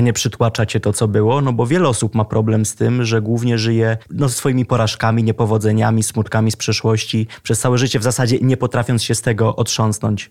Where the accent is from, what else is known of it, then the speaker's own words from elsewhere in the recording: Lublin, Lublin Voivodeship, Poland; now in Warsaw, Poland; odkąd wyjechałem z Lublina i przeprowadziłem się do Warszawy